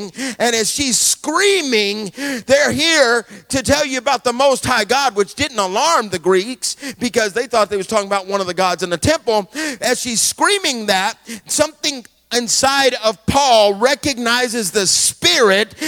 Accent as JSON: {"language": "English", "region": "Alabama", "country": "United States", "said": "I'm from Alabama"}